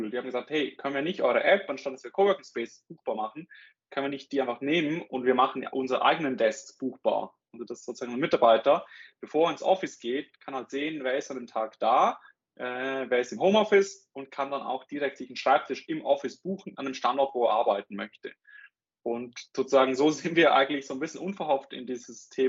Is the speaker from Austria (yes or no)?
no; Switzerland; accent: Swiss; bin aus der Schweiz, wie, äh, wie man an meinem Akzent, glaube ich, glaube ich, hört.